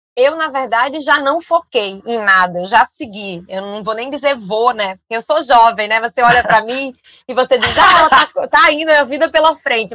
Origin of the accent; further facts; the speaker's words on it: Northeast Region, Brazil; moved away; eu sou nordestina